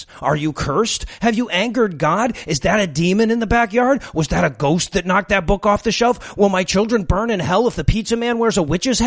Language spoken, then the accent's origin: English; Detroit, Michigan, United States; moved away; Look, I'm from Detroit. We love Halloween in Detroit.